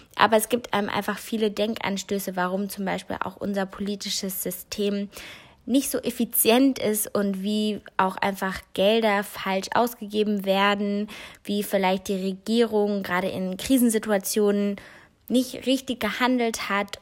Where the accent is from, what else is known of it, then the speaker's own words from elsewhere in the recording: North Rhine-Westphalia, Germany; bei uns in NRW